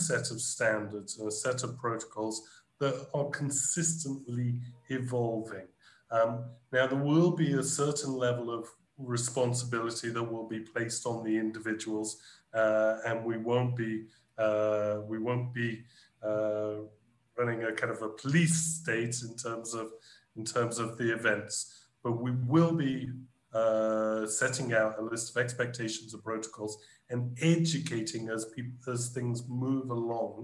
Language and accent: English; United Kingdom; now in Brazil; my home country, the UK